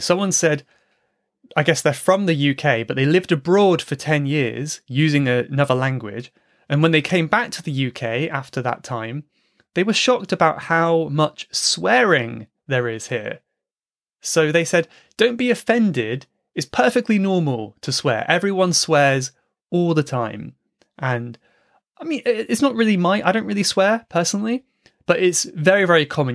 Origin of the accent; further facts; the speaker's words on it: United Kingdom; moved away; as a British person abroad